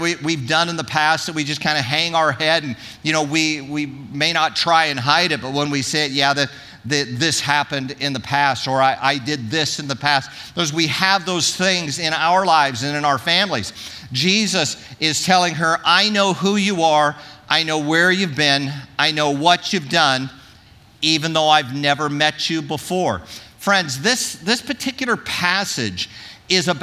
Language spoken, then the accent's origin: English; Orange County, California, United States; I grew up in Orange County